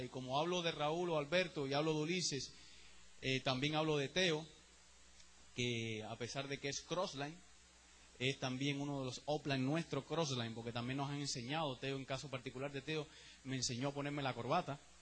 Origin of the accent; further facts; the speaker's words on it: Cuba; now in United States; Yo soy el mismo cubano de Cuba